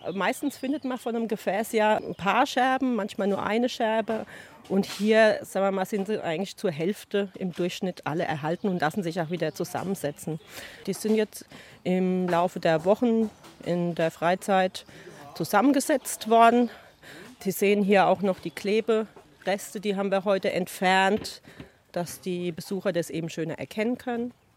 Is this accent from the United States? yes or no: yes; United States; German is a second language; now in Germany; Ich bin Amerikaner, aber ich wohne schon eine Weile hier in Deutschland